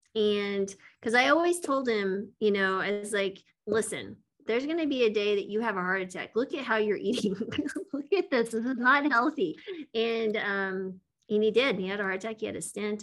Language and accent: English; West Texas, Eastern New Mexico, United States; I grew up in Eastern New Mexico, West Texas.